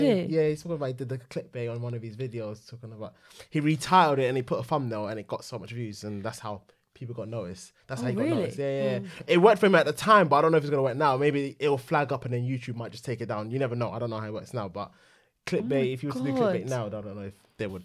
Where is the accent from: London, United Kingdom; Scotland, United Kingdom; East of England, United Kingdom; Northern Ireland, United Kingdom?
London, United Kingdom; Hackney; born there; I was born in Homerton.